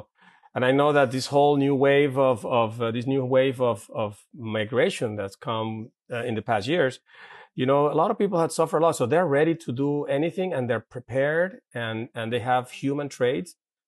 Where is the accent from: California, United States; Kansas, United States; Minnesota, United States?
California, United States; Santa Paula; And then growing up in Santa Paula, where it was a brand new urban area, you know, bicycling, playing in the fields, playing soccer on the streets, whatever, you know, a lot of outdoor time.